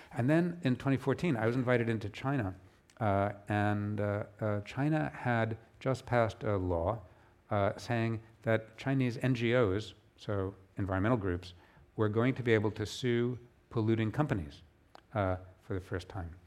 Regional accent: United Kingdom; my home country of the U K

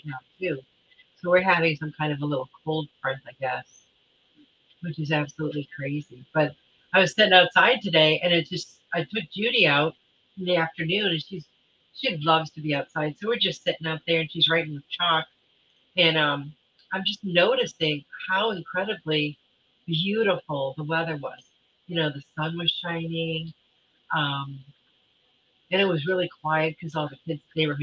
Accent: Michigan, United States; moved away; I grew up in Michigan, so we had some really nasty winters when I was a kid

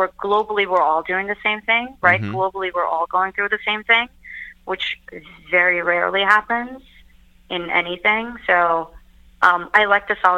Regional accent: Turkey; moved away as an adult; also born or lived in New York, United States; now in London, United Kingdom; I was born and raised in Turkey, but I spent a big chunk of my adulthood in New York, and now I'm in London

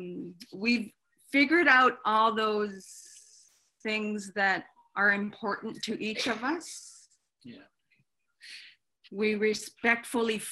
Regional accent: Iqaluit, Nunavut, Canada; I grew up here in Iqaluit, Nunavut, raised by my mother

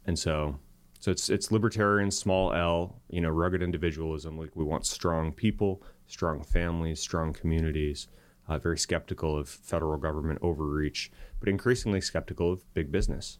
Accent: Tucson, Arizona, United States; moved away; also born or lived in Silicon Valley; I grew up in Tucson, Arizona, and, uh, met my wife in middle school there

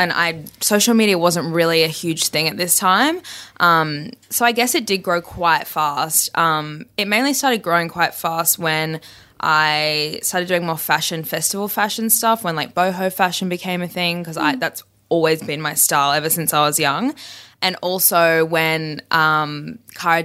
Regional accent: Brisbane, Queensland, Australia; I'm from Brisbane, so it's quite a small town and everyone kind of knows everyone.

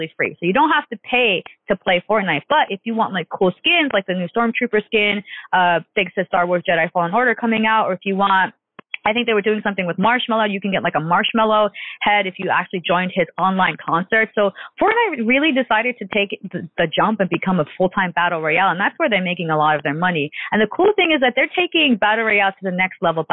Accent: New York, United States; New York, my hometown

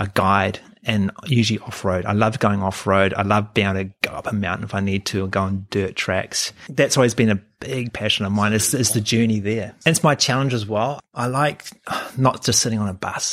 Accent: New Zealand; moved away as an adult; also born or lived in Hamilton, New Zealand; now in Sydney, Australia; growing up in New Zealand, you are sheltered

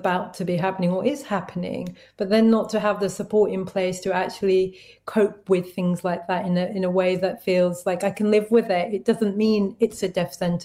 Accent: London, United Kingdom; I grew up in East London in Tower Hamlets

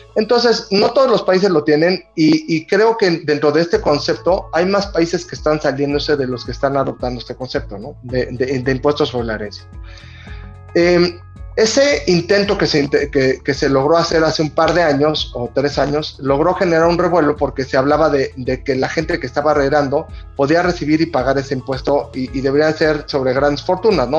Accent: Mexico

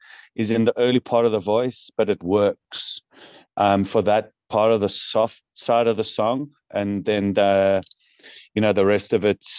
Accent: Newcastle upon Tyne, North East England, United Kingdom; now in South Africa; I'm originally from Newcastle upon Tyne

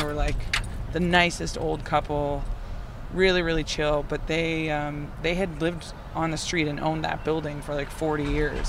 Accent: Waterdown, Ontario, Canada; I'm from Waterdown.

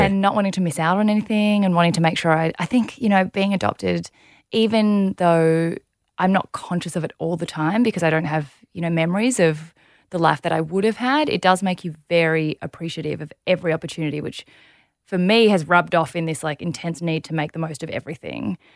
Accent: Melbourne, Victoria, Australia; also born or lived in South Korea; grew up in Melbourne, beautiful family

